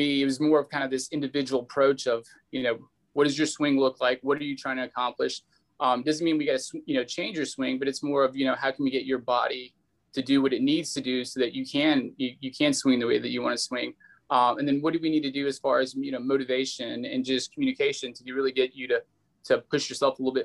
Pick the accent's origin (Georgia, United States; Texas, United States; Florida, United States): Texas, United States; I grew up in Texas